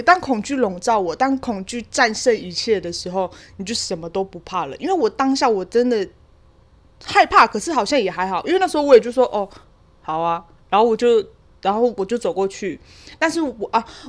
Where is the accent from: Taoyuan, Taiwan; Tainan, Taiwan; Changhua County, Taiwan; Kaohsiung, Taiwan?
Kaohsiung, Taiwan; 就是在我老家，就是在我高雄山上的老家